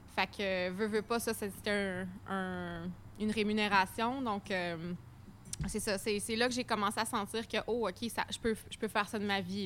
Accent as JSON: {"language": "French", "region": "Quebec", "country": "Canada", "accent": "strong accent (implied Québécois)"}